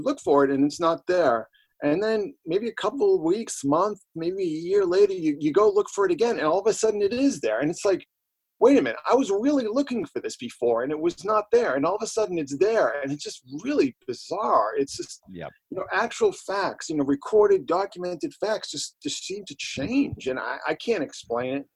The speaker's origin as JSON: {"language": "English", "town": "Boston", "region": "Massachusetts", "country": "United States", "said": "we're from Boston and I'm old enough to remember when, like, you know, the Catholic Church was the law"}